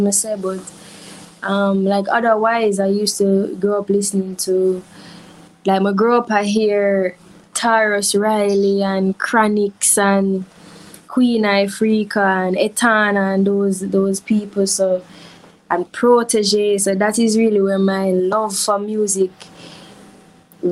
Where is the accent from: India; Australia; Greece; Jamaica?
Jamaica; I grew up in Harborview in Jamaica